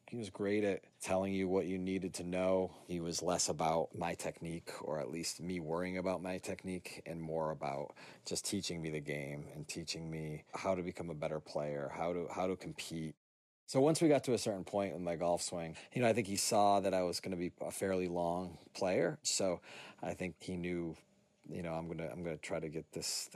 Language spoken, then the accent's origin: English; Lee, Massachusetts, United States; I'm from Lee, Massachusetts